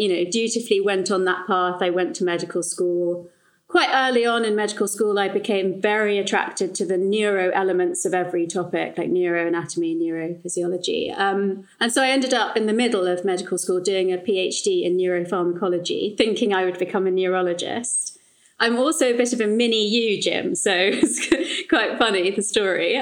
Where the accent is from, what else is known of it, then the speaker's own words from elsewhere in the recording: London, United Kingdom; I grew up in London